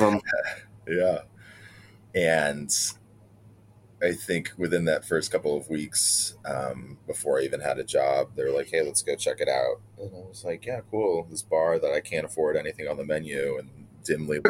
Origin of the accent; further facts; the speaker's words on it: Elmira, New York, United States; now in New York City, United States; growing up in Elmira